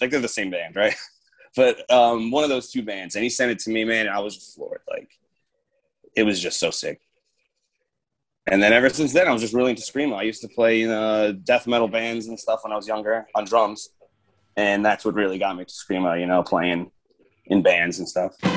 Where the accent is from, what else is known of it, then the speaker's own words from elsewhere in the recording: Long Island, New York, United States; I'm from New York. I grew up here. Obviously, I'm from here